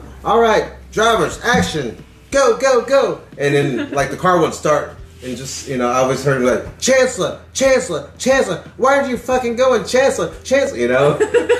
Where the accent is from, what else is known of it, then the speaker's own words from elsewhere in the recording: India; I'm like, well, I'm Indian, I could, you know.